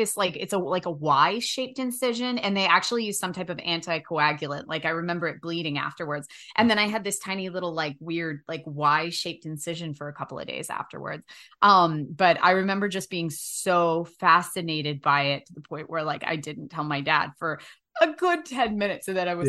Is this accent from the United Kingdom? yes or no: no; United States; I remember because I grew up on the Shenandoah River and we have leeches